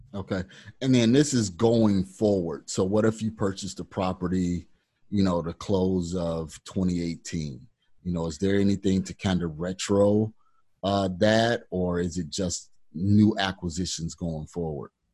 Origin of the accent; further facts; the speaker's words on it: Kankakee, Illinois, United States; my hometown, which is Kankakee, Illinois